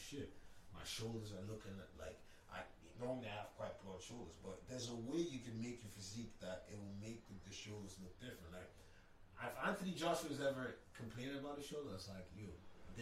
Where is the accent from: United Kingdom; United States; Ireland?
Ireland; growing up in Ireland